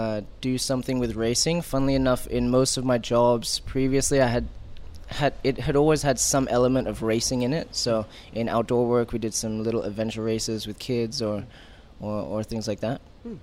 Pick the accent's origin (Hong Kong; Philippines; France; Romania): Hong Kong; also born or lived in Australia; I grew up in Hong Kong. Went to island school, same as you.